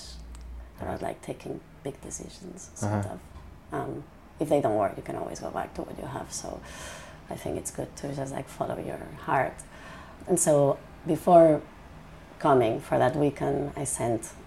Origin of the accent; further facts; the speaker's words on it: Catalonia, Spain; English is a second language; moved away as an adult; also born or lived in Barcelona / Paris / New York; I'm from Spain. I'm from Barcelona. I was born in Barcelona. I grew in a little city right next to the French border.